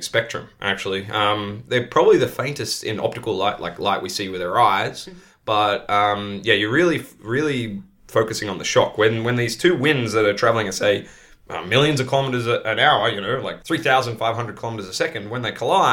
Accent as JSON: {"language": "English", "country": "Australia", "moved": "yes", "lives_now": "Netherlands", "said": "It's kind of funny as an Australian to be back in the UK. It's like a shade of my own country."}